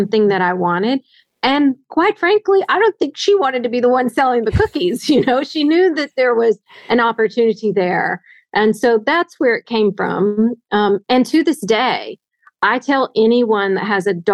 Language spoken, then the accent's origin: English; Northwest Arkansas, United States; I grew up in a town of 1,400 people in Northwest Arkansas